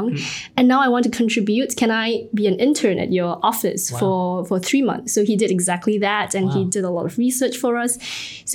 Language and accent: English; Singapore; also born or lived in United States; I'm from Singapore, born and raised here.